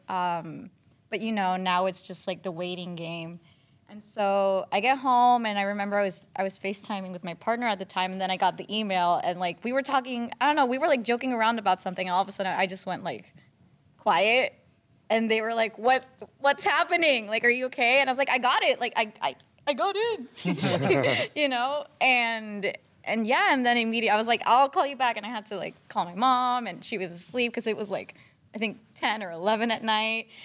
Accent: San Juan, Puerto Rico; moved away as an adult; also born or lived in New York / Los Angeles; I was born and raised in San Juan, Puerto Rico

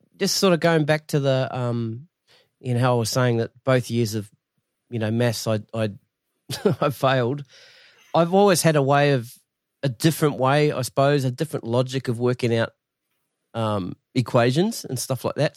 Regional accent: Masterton, Wellington, New Zealand; I'm from Masterton originally

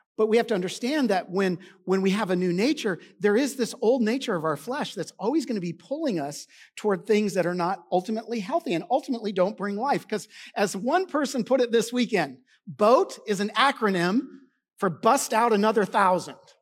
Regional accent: Washington, United States; also born or lived in Arizona; now in Texas, United States; I grew up in Washington where we boated all the time

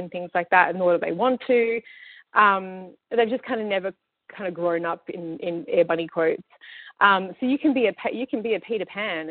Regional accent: Australia; now in Vancouver, Canada; I live in Vancouver and I come from Australia, very multicultural.

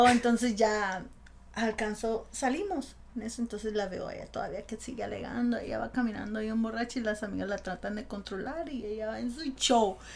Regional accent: Culiacán, Sinaloa, Mexico; moved away; yo soy de Sinaloa, de Culiacán

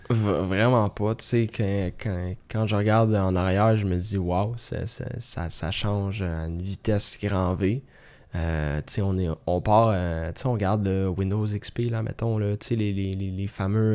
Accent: Sainte-Marthe-sur-le-Lac, Quebec, Canada; j'ai grandi là, à Sainte-Marthe

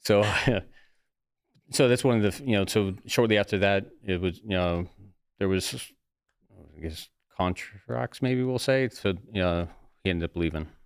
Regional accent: Ohio, United States; also born or lived in Florida; now in New Jersey, United States; born and raised in Ohio

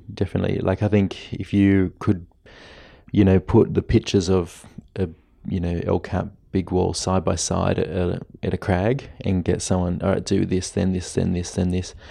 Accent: Blue Mountains, New South Wales, Australia; my hometown was a sport capital

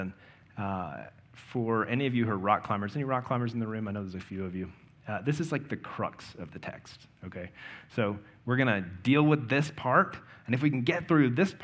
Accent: the South, United States; I grew up in the South

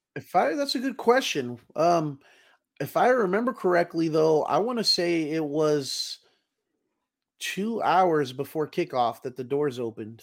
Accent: Texas, United States

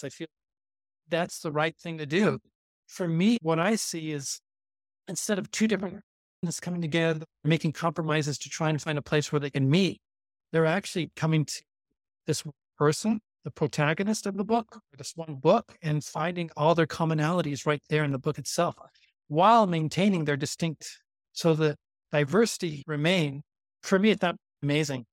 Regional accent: Santa Monica, California, United States; moved away as an adult; also born or lived in Kyrgyzstan; I'm from Santa Monica, California

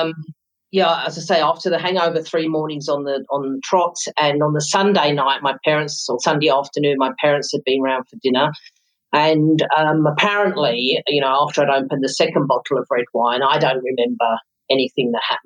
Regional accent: London, United Kingdom; moved away as an adult; now in South Africa; I was born in London, came to South Africa in December 1991.

